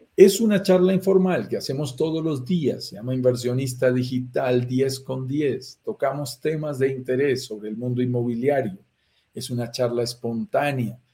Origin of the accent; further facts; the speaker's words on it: Colombia; accent: Colombian; Por mi acento lo notarás, soy colombiano, estoy en Bogotá, Colombia en este momento. Nací aquí en las montañas de los Andes